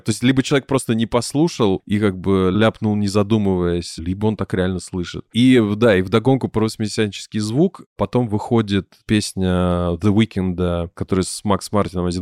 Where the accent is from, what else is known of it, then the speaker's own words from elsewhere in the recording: Minsk, Belarus; moved away; с моей малой родины из, из Минска